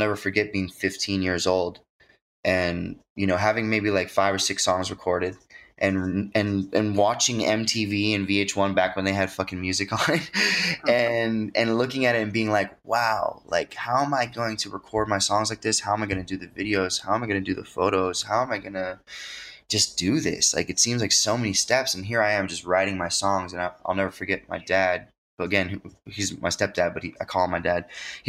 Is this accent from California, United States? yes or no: yes; Long Beach, California, United States; also born or lived in Florida; I was born in Florida on an Air Force base, and then eventually we landed in California. I started school in Long Beach, which was pretty cool. I spent from like probably 3 to 7 in California.